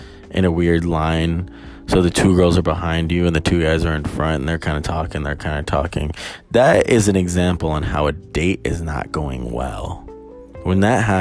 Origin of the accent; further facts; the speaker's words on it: Albuquerque, New Mexico, United States; I'm from Albuquerque